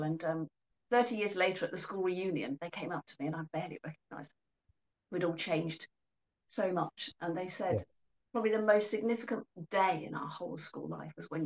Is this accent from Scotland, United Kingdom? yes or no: no; Coventry, West Midlands, United Kingdom; I was born in Coventry a long time ago now, actually, into a fairly deprived community, I suppose, where people were quite brutal.